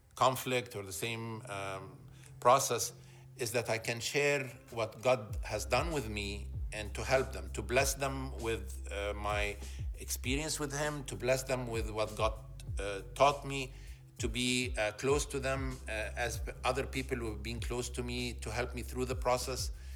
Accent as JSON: {"language": "English", "country": "Egypt", "tie": "born or raised there", "also_born_or_lived": "Alexandria, Egypt / Cairo, Egypt", "moved": "as an adult", "lives_now": "Toronto, Canada", "said": "I was born and raised in Egypt"}